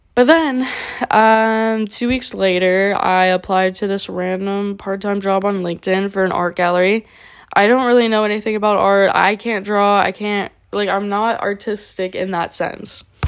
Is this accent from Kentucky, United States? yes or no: no; South Florida, United States; moved away as an adult; I had no choice but to move back to my hometown